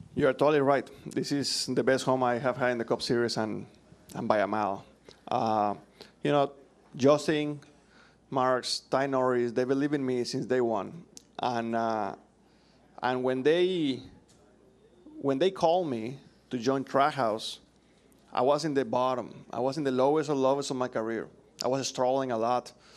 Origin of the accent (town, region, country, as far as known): Mexico; English is a second language; moved away as an adult; now in United States